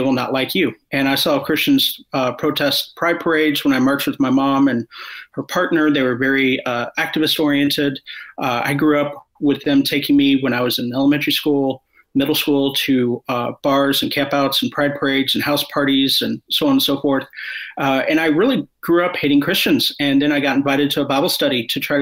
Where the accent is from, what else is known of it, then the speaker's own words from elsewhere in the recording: Kansas City, Missouri, United States; also born or lived in Columbia, Missouri; I was raised in Columbia, Missouri, in Kansas City.